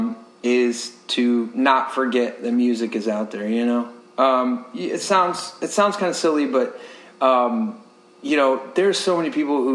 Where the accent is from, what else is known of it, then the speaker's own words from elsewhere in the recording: Ohio, United States; now in Tampa Bay, United States; I'm originally from Ohio